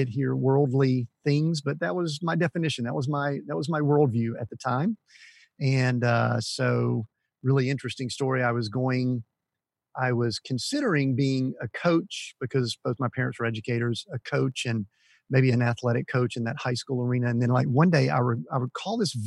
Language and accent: English; Atlanta, Georgia, United States; I grew up, just kind of small town suburbs of Atlanta